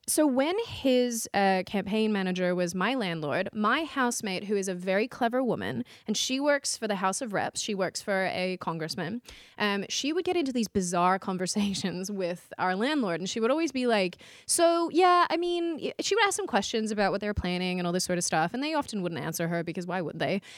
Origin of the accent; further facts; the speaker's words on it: Australia; now in United States; Kez and I are both Australian.